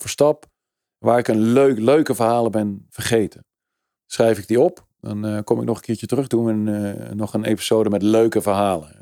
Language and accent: Dutch; Netherlands